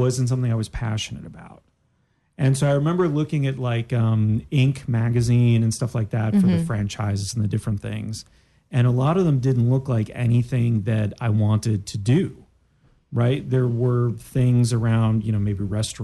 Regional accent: Daytona Beach, Florida, United States; I grew up in Daytona.

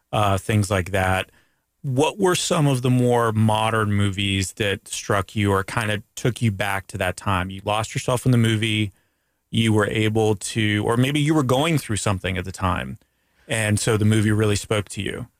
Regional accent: Canada; now in United States; as a Canadian

